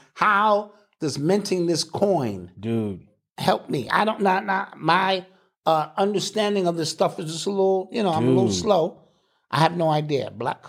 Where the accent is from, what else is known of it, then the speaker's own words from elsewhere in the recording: Mississippi, United States; I'm from Mississippi.